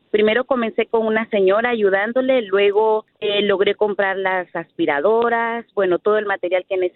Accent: Honduras; now in Tracy, United States; venimos de Honduras a Estados

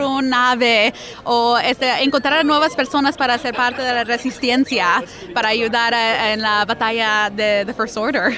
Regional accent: Montclair, California, United States; Yo crecí bien cerca aquí a Disneyland Resort

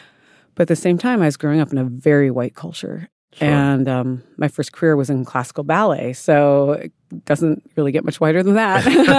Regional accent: South Dakota, United States; I grew up in South Dakota, where my Lakota people are from

